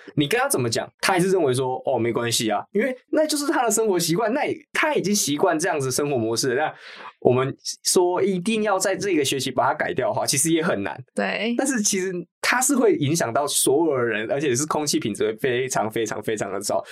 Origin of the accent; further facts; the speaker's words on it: Changhua County, Taiwan; moved away as an adult; 那我是彰化人，然后现在是就读中午大学的社会学系